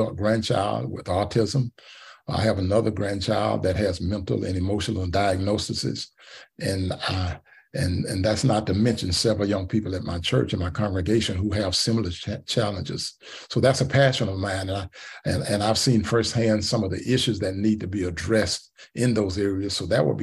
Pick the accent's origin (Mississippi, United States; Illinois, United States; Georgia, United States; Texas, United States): Georgia, United States; Augusta; I was born and raised in Augusta, Georgia